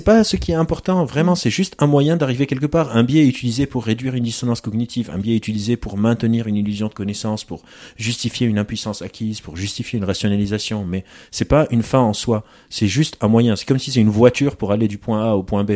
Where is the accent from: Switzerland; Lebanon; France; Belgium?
Lebanon; moved away; J'ai grandi au Liban, en, guerre